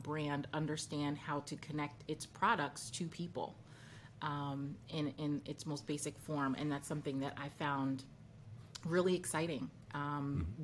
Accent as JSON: {"language": "English", "town": "New York City", "region": "New York", "country": "United States", "tie": "born or raised there", "said": "I grew up in Brooklyn, which is, you know, a melting pot, very West Indian neighborhood"}